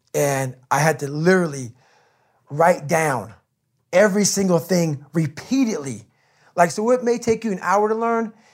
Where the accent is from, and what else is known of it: Brazil, Indiana, United States; born or raised there; also born or lived in Buffalo, New York